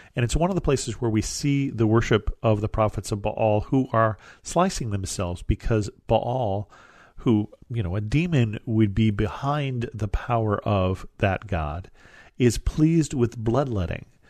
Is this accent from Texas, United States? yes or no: no; California, United States; where I live in California